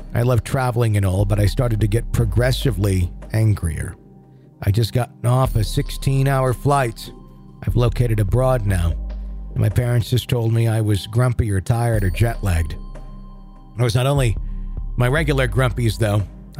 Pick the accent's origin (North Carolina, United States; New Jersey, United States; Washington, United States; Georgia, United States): North Carolina, United States; I'm originally from North Carolina, hence the name.